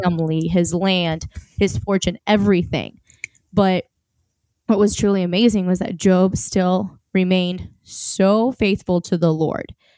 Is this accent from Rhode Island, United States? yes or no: no; Oklahoma, United States; accent: Southern; I am born in America, and a lot of people say that I tend to sometimes throw in, like, a Southern accent. So if it comes out, I apologize. I'm from Oklahoma